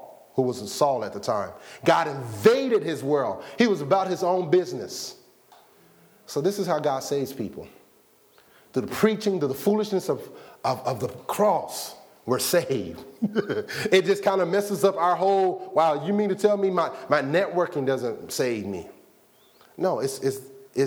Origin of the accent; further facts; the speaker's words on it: Arkansas, United States; I was born in Arkansas.